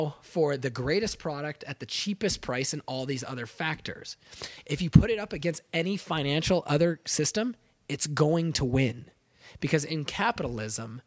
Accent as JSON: {"language": "English", "region": "California", "country": "United States", "said": "I'm from California"}